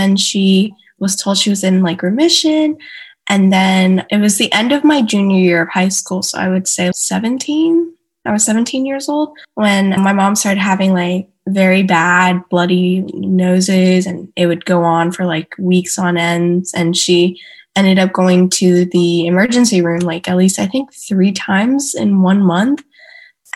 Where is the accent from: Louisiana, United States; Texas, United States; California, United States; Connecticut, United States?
Texas, United States; Houston; also born or lived in Katy, Texas; I am originally from Houston, Texas, was born and raised